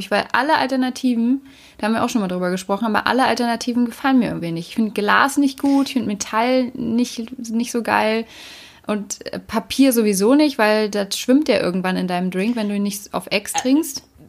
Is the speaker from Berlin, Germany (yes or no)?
yes; Berlin, Germany; ich bin ja Berlinerin